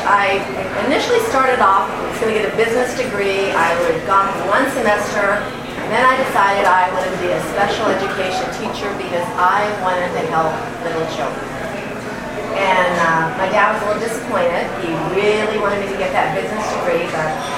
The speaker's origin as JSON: {"language": "English", "town": "Alamogordo", "region": "New Mexico", "country": "United States", "tie": "born or raised there", "also_born_or_lived": "Hawaii", "moved": "as an adult"}